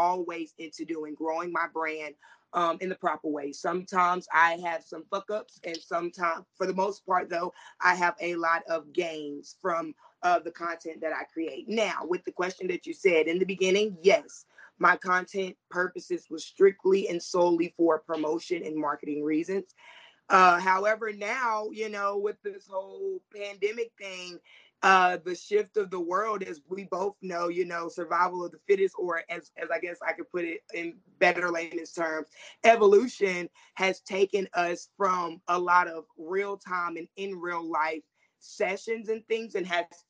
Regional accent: the Carolinas, United States; I'm from the Carolinas

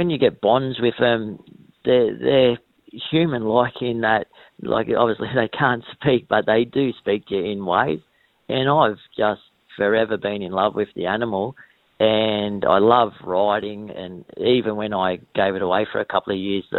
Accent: Wagga Wagga, New South Wales, Australia; also born or lived in Berrigan, New South Wales / Corowa, New South Wales / Wodonga, Victoria; moved over here when I was about 3 or 4 years old

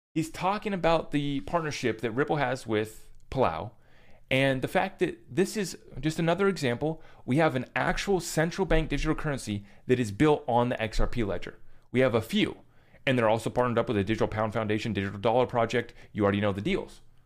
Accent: United States; as an American citizen

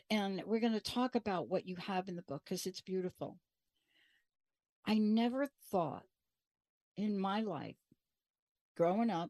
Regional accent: Bronx, New York, United States; I'm a girl from the Bronx.

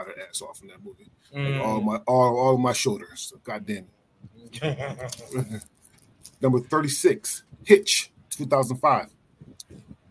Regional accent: Philadelphia, Pennsylvania, United States; I'm from Philly

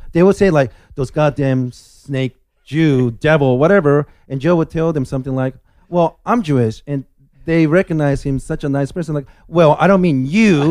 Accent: Kansai, Japan; now in United States; I was born in Japan. Um, ethnically Korean

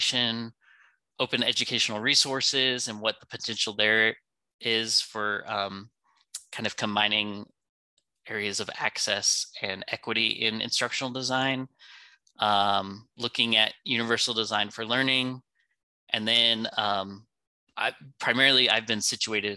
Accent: California, United States; moved away as an adult; also born or lived in Vietnam / Georgia; now in Greenville, United States; growing up in California

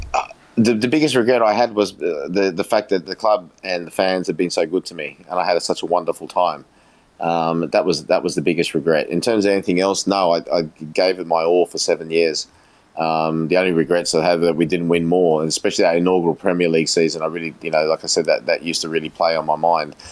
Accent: Australia; also born or lived in England; who I grew up with here in Australia

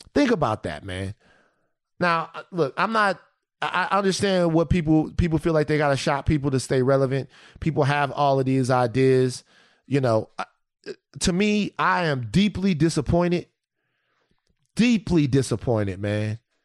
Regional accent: Baton Rouge, Louisiana, United States; I come from South Baton Rouge, right? I come from a specific place, a particular place, with a particular group of people

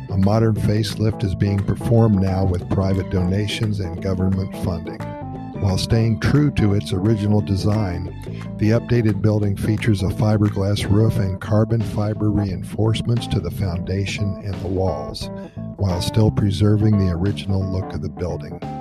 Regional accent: San José, Costa Rica; I started in my hometown of San Jose

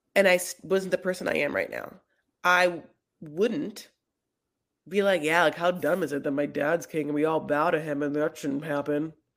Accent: Los Angeles, California, United States; I'm from Los Angeles

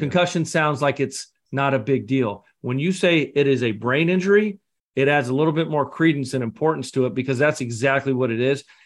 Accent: Scotland, United Kingdom; I'm the Scotsman

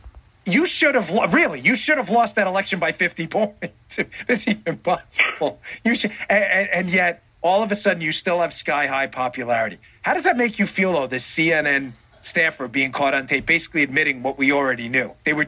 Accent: New York, United States; I grew up in New York.

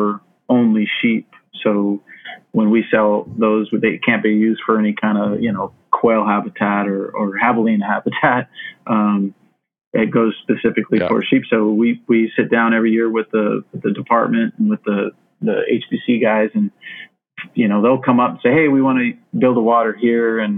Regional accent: Phoenix, Arizona, United States; growing up in Phoenix, I remember I lived right on the western part of Phoenix

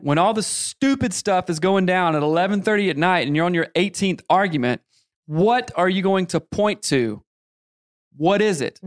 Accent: the South, United States; I grew up in the South, the Bible Belt

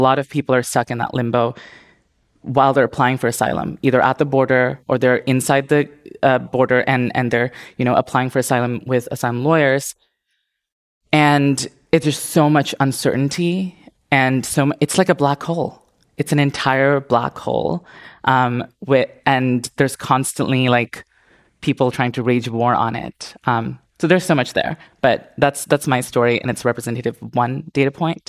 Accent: India; also born or lived in Indonesia; now in United States; Like I said, I grew up in India, I grew up in Indonesia, and I was suffocated in that society and felt like I couldn't find freedom.

